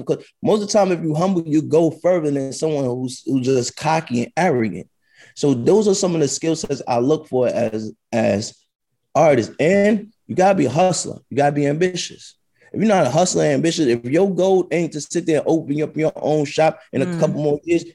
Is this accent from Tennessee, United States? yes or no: no; New York City, New York, United States; I'm from the South Bronx, brother. I grew up in the 80s and the early 90s out there.